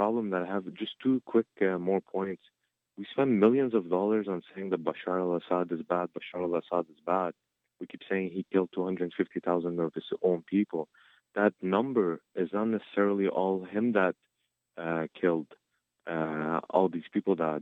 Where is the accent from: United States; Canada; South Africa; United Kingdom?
Canada; also born or lived in Ottawa; as a Canadian, my parents came as refugees over 26 years ago